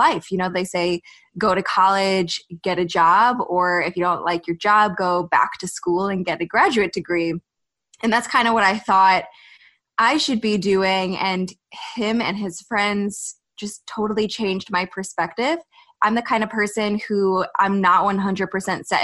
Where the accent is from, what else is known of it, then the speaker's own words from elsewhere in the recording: United States; I'm from the States